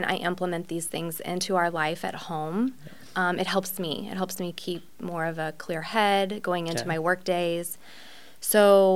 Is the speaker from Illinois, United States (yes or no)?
yes; Granite City, Illinois, United States; now in O'Fallon, United States; I grew up in Granite City